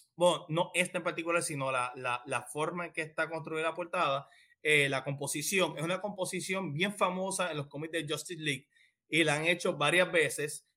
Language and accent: Spanish; Puerto Rico; somos de Puerto Rico